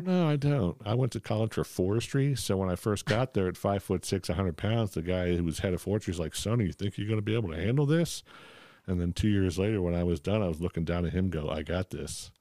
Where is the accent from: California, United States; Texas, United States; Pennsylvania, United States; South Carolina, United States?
Pennsylvania, United States; Philadelphia; I grew up in Ph, Philadelphia